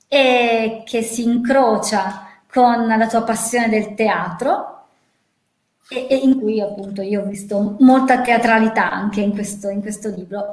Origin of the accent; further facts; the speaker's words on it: near Gorizia, Cervignano, Friuli-Venezia Giulia, Italy; io vengo dal Friuli